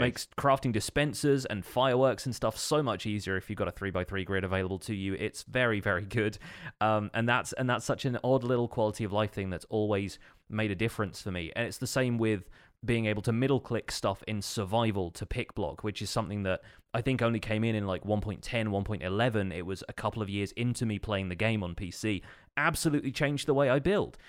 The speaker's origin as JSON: {"language": "English", "country": "United Kingdom", "said": "being British"}